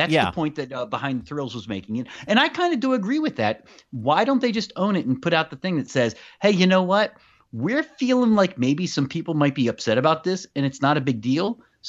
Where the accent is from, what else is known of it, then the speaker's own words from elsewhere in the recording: Virginia, United States; I'm from Virginia, y'all.